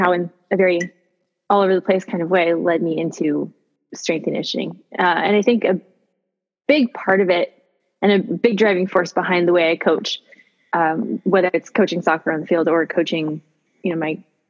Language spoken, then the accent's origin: English; Gilroy, California, United States; I grew up in Gilroy, California, which is a really great town to just keep driving through.